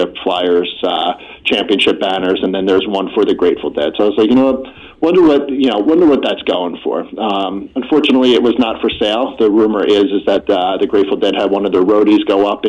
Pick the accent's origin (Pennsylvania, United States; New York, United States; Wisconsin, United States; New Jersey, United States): Pennsylvania, United States; outside of Philadelphia; I grew up right outside of Philadelphia